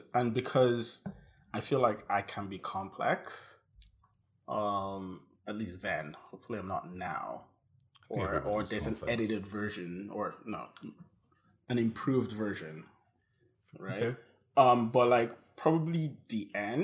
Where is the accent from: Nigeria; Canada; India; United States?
Nigeria; I say that as a Nigerian